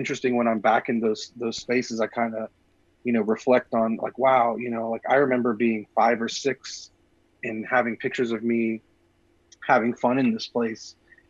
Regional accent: Galveston, Texas, United States; born there; also born or lived in Paris, France; I was born in Galveston, Texas, which is a little bit south of Houston, along the coast. And I lived in about 20 different houses, you know, in my youth. So we moved around quite a bit, including a brief stint in Paris, France.

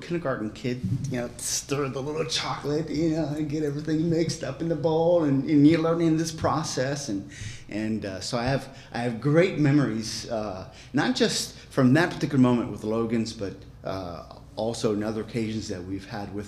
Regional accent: Manaus, Amazonas, Brazil; moved away as an adult; now in São Paulo, Brazil; I was born in the city of Manaus, which is right here

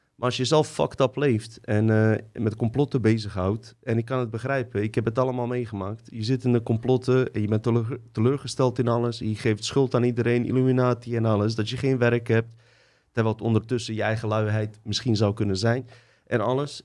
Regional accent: Livno, Federation of Bosnia and Herzegovina, Bosnia & Herzegovina; now in Netherlands; Ik kom uit Livno. Dat is uh, grens tussen Bosnië en Kroatië.

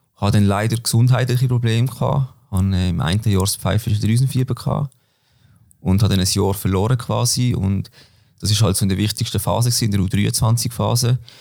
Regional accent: Böckten, Basel-Landschaft, Switzerland; moved away as an adult; now in Basel, Switzerland; ich komme von Böckten, Basel-Land, wohne aber mittlerweile in der Stadt in Basel. Ja, bin dort aufgewachsen

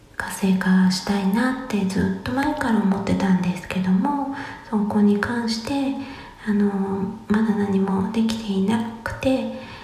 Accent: Musashino, Tokyo, Japan; 生まれ育ちが、東京武蔵野市という

